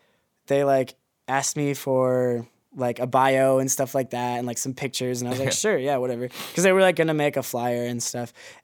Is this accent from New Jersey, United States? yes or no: no; Wisconsin, United States; now in Hong Kong; and I'm like, yo, y'all, I'm from Wisconsin.